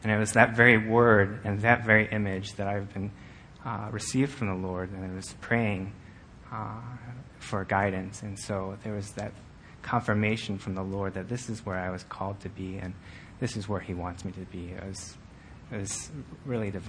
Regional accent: Buffalo Grove, Illinois, United States; I grew up in Buffalo Grove, and I've made my home here in Illinois from all my life

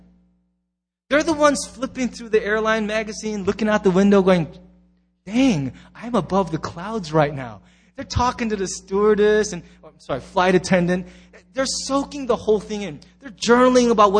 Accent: United States; as an American.

